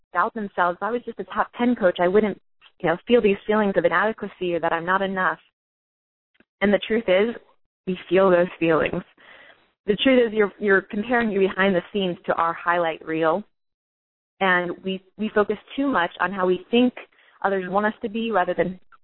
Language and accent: English; Orlando, Florida, United States; I'm from Florida